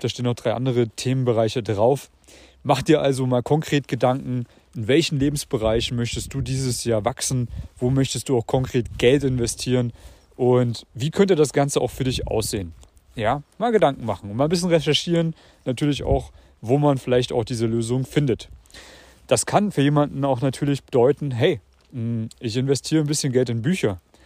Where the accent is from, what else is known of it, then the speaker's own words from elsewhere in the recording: Germany; moved away as an adult; also born or lived in Vienna; Ich habe sowohl in dem kleinen Kuhkaff gelebt, in meiner Heimat in Deutschland